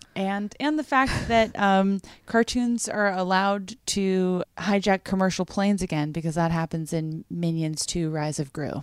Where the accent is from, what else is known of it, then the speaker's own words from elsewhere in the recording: Massachusetts, United States; I grew up in Massachusetts